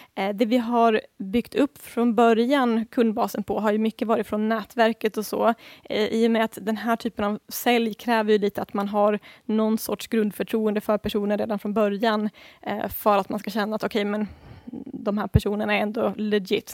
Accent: Sweden; som svensk

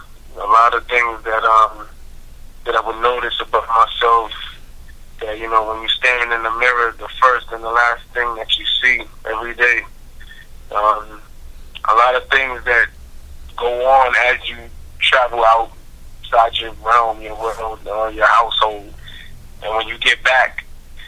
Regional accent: New York City, New York, United States; I am born and raised in Brooklyn, New York.

